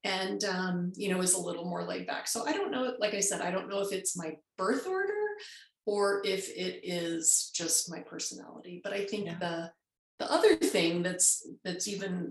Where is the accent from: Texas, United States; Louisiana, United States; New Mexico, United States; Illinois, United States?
Illinois, United States; Chicago; also born or lived in Los Angeles, California; when I was five, we moved to Chicago, and I grew up mostly in Chicago, in the Chicago suburbs, in the Midwest